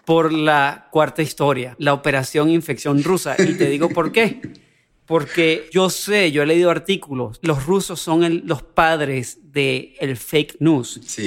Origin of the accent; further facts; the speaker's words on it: Venezuela; soy venezolano